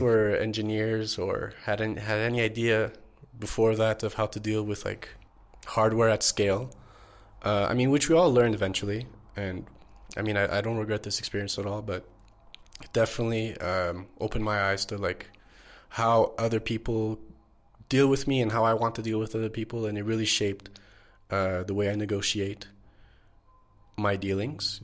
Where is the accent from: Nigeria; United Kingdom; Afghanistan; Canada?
Canada; Montreal, Quebec; moved away as an adult; now in Mexico; born and raised in Montreal